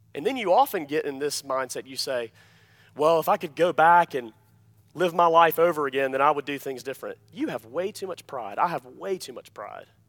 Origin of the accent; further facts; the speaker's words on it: Alabama, United States; I'm from Alabama